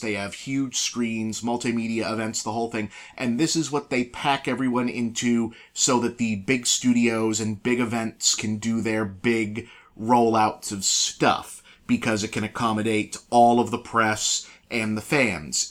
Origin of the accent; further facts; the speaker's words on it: New England, United States; moved away; we're from New England